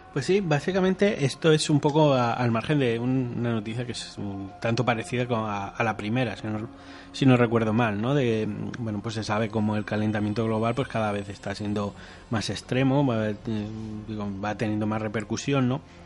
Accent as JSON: {"language": "Spanish", "country": "Spain"}